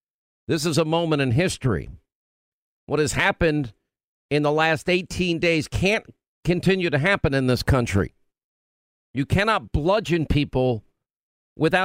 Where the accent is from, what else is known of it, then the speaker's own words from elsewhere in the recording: New York, United States; I'm from New York